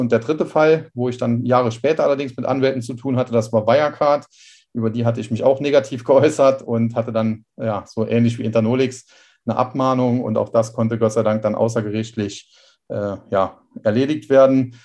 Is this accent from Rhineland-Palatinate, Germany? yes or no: yes; Trier, Rhineland-Palatinate, Germany; geboren hier in Trier und da wohne ich auch im Moment wieder